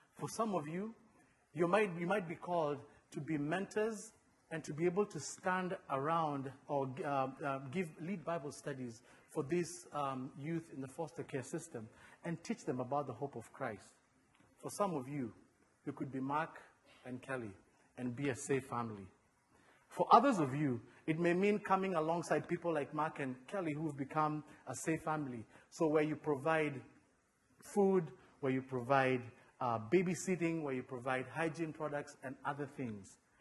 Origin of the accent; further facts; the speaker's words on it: Kenya; now in United States; I was born and raised in Kenya